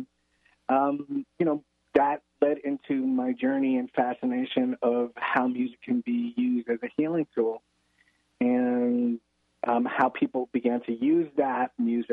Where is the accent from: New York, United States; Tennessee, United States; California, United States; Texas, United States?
New York, United States; New York City; I grew up in the Bronx and in New York City